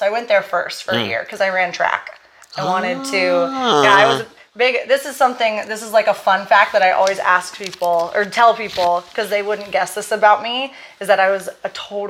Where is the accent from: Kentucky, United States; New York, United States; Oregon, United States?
Oregon, United States; Portland; moved away as an adult; So I'm from Portland, Oregon, born and raised. And I was there until I moved here. I never really left Oregon other than college, but I don't really count that because I went to Corvallis and it's about an hour and a half south of Portland.